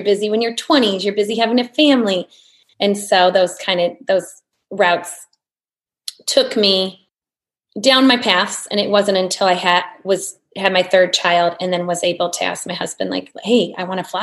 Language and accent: English; Bettendorf, Iowa, United States; I grew up in Bettendorf, Iowa, in the Midwest.